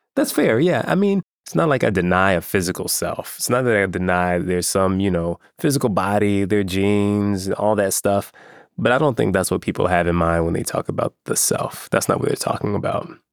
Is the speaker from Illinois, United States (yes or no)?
yes; Chicago, Illinois, United States; I grew up in Chicago